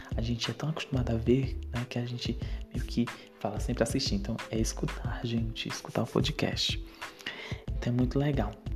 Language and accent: Portuguese; interior of Ceará, Brazil; tenho 23 anos, sou do interior de Ceará